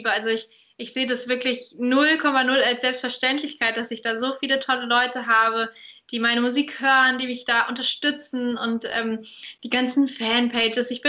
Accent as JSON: {"language": "German", "town": "Saarbrücken", "region": "Saarland", "country": "Germany", "tie": "born or raised there", "said": "ja. in Saarbrücken."}